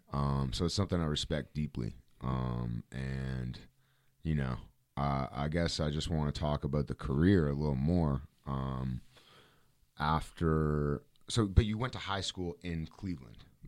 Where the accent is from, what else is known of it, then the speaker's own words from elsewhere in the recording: Canada; as a Canadian guy